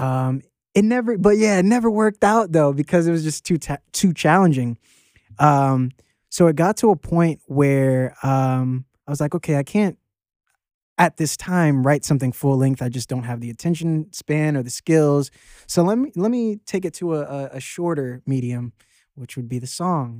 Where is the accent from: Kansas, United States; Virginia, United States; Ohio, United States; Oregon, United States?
Virginia, United States; Arlington; moved away as an adult; also born or lived in Norfolk, Virginia / Laurel, Maryland; I'm from all over Virginia. I went to high school in, in Arlington, Virginia, and, um, I was born in Norfolk